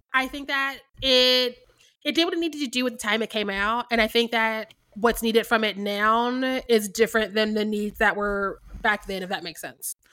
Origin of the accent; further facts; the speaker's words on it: Missouri, United States; I'm from Missouri